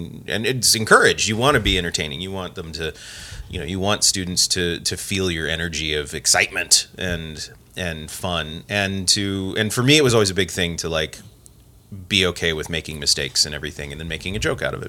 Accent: Porterville, California, United States; now in Missoula, United States; I grew up in a little town called Porterville in California.

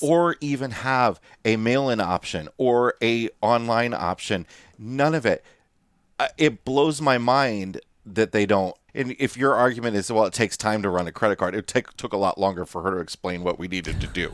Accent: United States; moved away; the Quad Cities area, my hometown on the Iowa Illinois border

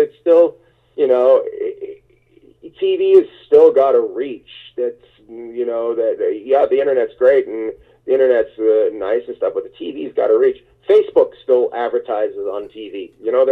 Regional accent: Terrace, British Columbia, Canada; also born or lived in New York; now in Los Angeles, United States; my hometown, Terrace, British Columbia

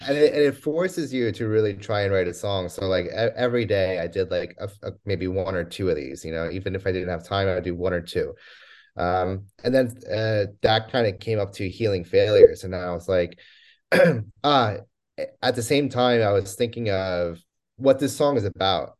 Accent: New Jersey, United States; moved away as an adult; also born or lived in Poland / Scotland; after growing up in New Jersey, I was the first one in my family born

